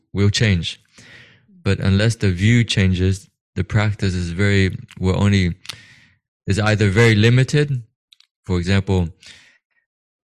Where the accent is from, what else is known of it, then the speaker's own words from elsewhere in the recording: United States; I was also growing up in America, conditioned by the view of God